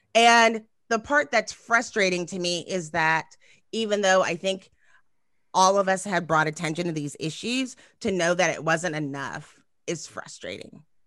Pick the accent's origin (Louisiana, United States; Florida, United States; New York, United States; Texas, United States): Texas, United States; I'm from Texas